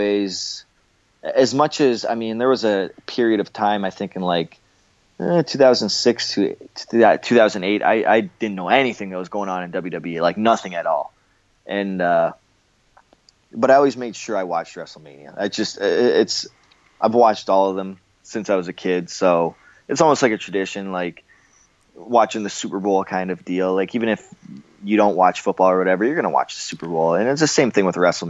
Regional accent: Windsor, Ontario, Canada; moved away; my hometown of Windsor, Ontario, Canada

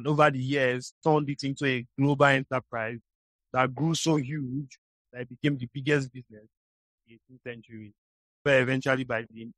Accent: Illah, Delta, Nigeria; It's exactly where I'm from, in modern-day Nigeria.

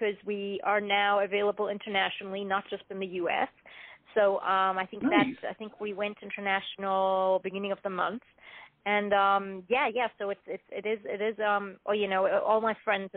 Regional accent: Zimbabwe; also born or lived in Australia; now in Los Angeles, United States; growing up in Zimbabwe, it's very small town.

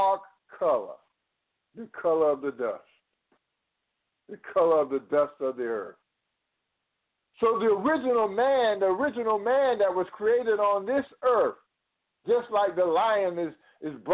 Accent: Atlanta, Georgia, United States; I was born in America, in Atlanta, Georgia.

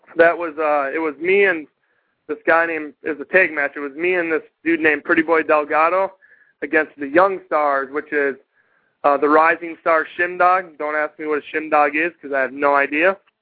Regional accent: Minnesota, United States; moved away; I'm from Minnesota originally

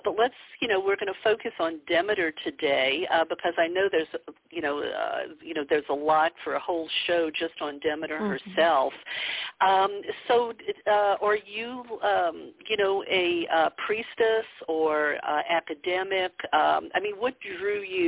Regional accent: the Bible Belt, United States; I grew up in the Bible Belt

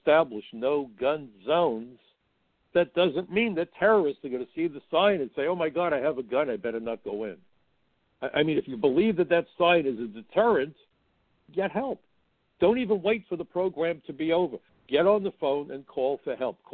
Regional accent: the North, United States; I'm from the North.

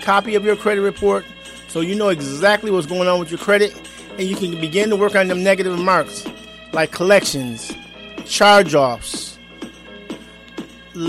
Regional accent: Niagara Falls, New York, United States; now in Atlanta, United States; my hometown page, the Griffin Manor Memorial

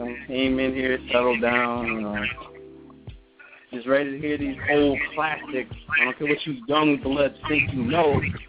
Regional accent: East Orange, New Jersey, United States; I come from the one and only greatest city on the planet, East Orange, New Jersey.

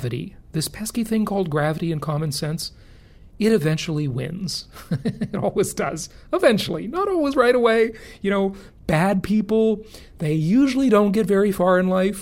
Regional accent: Los Angeles, California, United States; moved away; my hometown. I grew up there

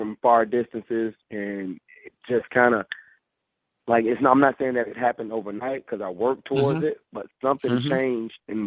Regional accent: Fort Lauderdale, Florida, United States; a hotel room in Fort Lauderdale in my hometown

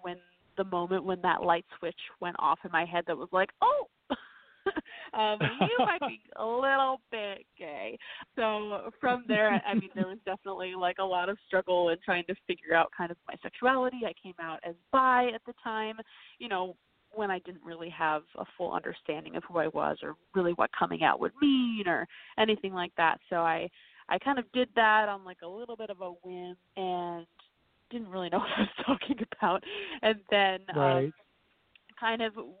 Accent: New York City, New York, United States; I grew up downtown New York City

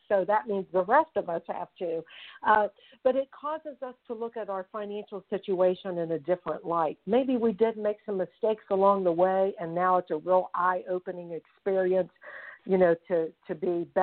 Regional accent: Fairmont, West Virginia, United States; I'm calling from Fairmont, West Virginia, and this is exactly where I'm from

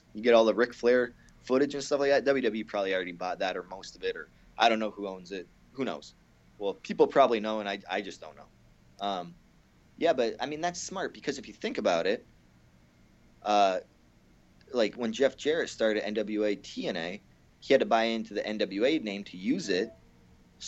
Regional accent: Canada; I'm so hillbilly Canadian.

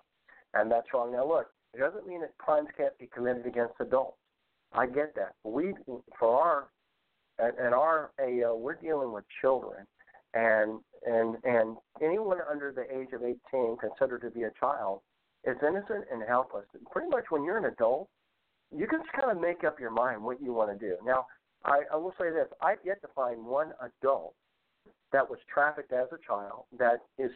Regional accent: United States

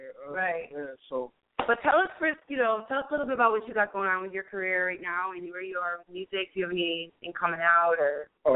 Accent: New York, United States; Hey, I'm from New York, careful, man.

